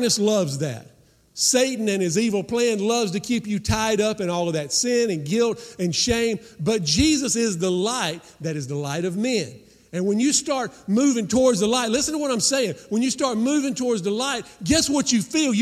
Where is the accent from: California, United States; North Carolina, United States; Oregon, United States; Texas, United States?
North Carolina, United States; Rutherfordton; growing up in Rutherfordton, North Carolina, a little western North Carolina mountain town, red dirt